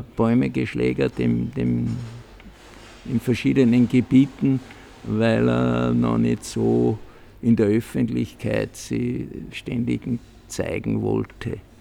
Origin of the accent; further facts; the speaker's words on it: Lend, Salzburg, Austria; ich bin am 17. Jänner 40 geboren in Scharkendorf 14. Das ist da bei Mühlwirt am Dentnergraben bei meiner Großmutter.